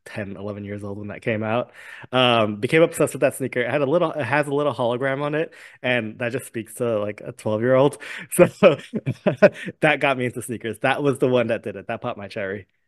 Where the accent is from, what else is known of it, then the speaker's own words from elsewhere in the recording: New York City, New York, United States; I grew up in a neighborhood where, like, sneaker culture and fashion was huge